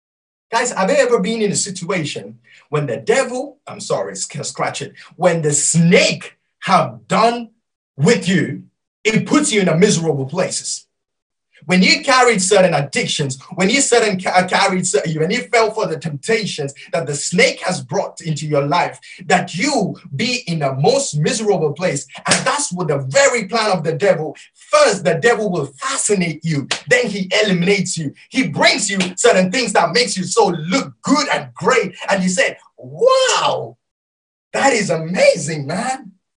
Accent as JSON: {"language": "English", "country": "Malaysia", "first_language": "Malay", "second_language": "English", "said": "And Pastor, I don't even know how to read it because I'm Malaysian. And I raised in reading and learning Malaysian language, but not Tamil, so I don't know, Pastor."}